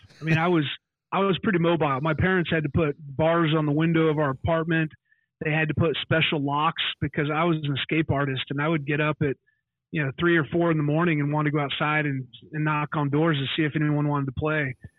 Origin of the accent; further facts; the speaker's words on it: Melbourne Beach, Florida, United States; I'm from Melbourne Beach, Florida.